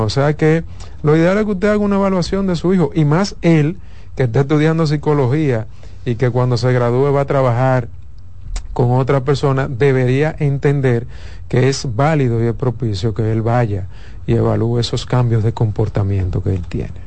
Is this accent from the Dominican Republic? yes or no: yes; Dominican Republic; nosotros dominicanos